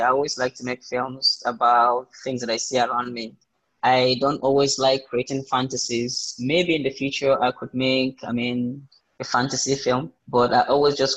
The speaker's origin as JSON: {"language": "English", "country": "Nigeria", "said": "Coming from Africa, I'm coming from Nigeria"}